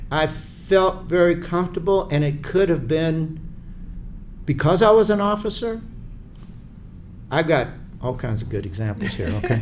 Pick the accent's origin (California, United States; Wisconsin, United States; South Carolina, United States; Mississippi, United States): South Carolina, United States; Charleston; I'm from Charleston, South Carolina